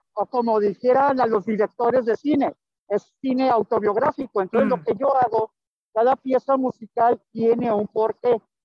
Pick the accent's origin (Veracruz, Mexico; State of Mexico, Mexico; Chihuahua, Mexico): Chihuahua, Mexico; also born or lived in Tijuana, Mexico; now in Monterrey, Mexico; yo soy chihuahuense, tú sabes, de corazón, nacido, criado allá